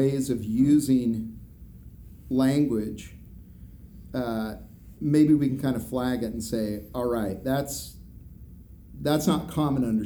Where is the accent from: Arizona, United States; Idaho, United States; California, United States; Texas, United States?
Idaho, United States; I'm from Idaho.